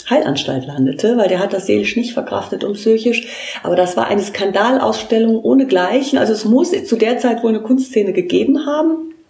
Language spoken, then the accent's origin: German; Trier, Rhineland-Palatinate, Germany; ich komme aus Trier